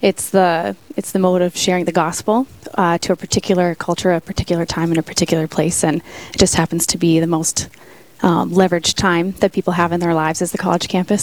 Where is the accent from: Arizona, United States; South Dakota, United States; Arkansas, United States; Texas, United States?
South Dakota, United States; Sioux Falls; I'm originally from Sioux Falls